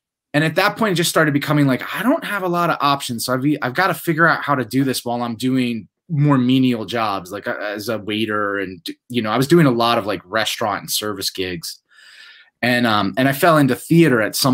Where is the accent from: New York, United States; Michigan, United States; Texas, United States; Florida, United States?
New York, United States; upstate; I grew up in a small town in upstate New York